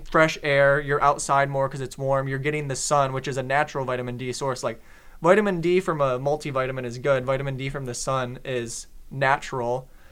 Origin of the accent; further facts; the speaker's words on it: Detroit, Michigan, United States; I'm from Detroit